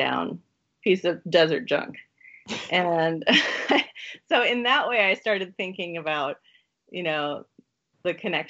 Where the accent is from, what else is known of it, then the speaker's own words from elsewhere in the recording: Eugene, Oregon, United States; you went to school in Oregon, where I'm from.